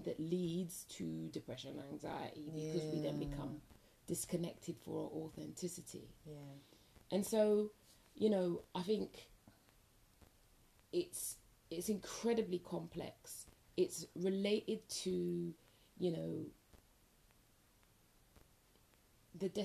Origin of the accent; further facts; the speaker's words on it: London, United Kingdom; where I grew up in West London